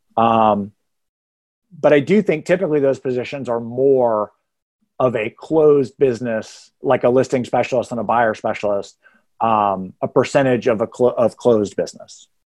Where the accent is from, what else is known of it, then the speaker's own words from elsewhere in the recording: Texas, United States; now in Atlanta, United States; I went to college twelve-hour drive away from where I grew up in Texas.